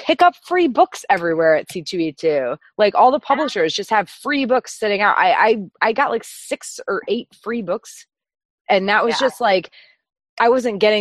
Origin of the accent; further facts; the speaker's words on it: Boston, Massachusetts, United States; I'm from New England, so I'm a Boston girl